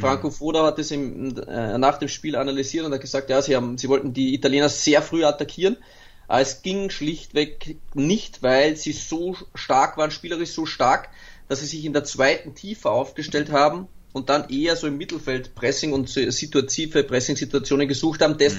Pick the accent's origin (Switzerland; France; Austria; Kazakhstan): Austria; mein Geburtsland halt, ähm, wo ich seit 35 Jahren lebe